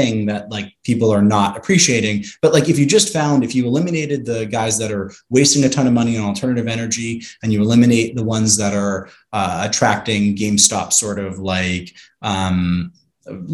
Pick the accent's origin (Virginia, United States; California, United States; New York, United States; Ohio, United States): California, United States; Santa Monica; I'm from Santa Monica, California